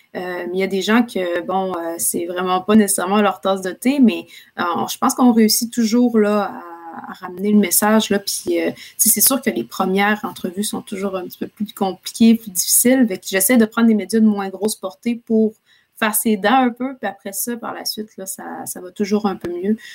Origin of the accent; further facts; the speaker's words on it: Quebec City, Quebec, Canada; moved away as an adult; also born or lived in Ottawa; now in Montreal, Canada; je viens de la ville de Québec, donc euh, je, viens de, Québec. J'ai déménagé à Montréal il y a quelques années